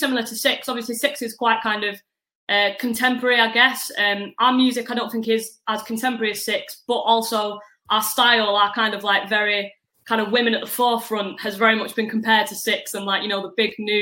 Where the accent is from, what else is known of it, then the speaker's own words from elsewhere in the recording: Manchester, North West England, United Kingdom; accent: northwestern twang; I'm from Manchester